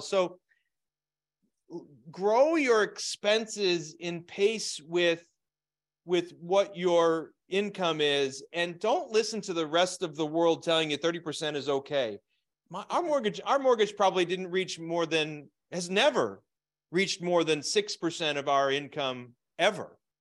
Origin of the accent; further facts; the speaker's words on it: Scranton, Pennsylvania, United States; moved away; also born or lived in Phoenix; I was raised in Scranton, Pennsylvania